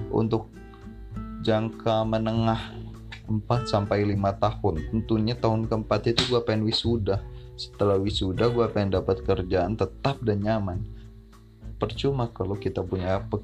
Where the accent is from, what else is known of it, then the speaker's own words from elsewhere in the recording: Bandar Lampung, Lampung, Indonesia; asal gue dari Bandar Lampung tempat tinggal gue dari Bandar Lampung keluarga gue semua di Bandar Lampung